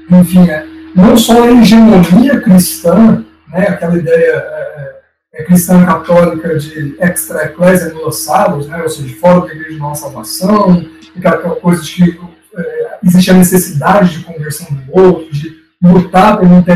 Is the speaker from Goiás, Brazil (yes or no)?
yes; Goiânia, Goiás, Brazil; eu particularmente morava em Goiânia na época, né, eu sou goianiense, estava na, na, minha adolescência, eu na escola